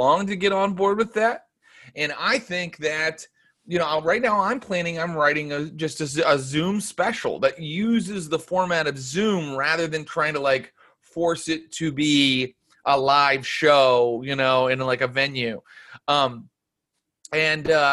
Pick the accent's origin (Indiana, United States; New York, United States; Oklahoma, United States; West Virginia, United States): West Virginia, United States; Cassville; moved away as an adult; now in Los Angeles, United States; I was raised in Cassville, which is outside of Morgantown.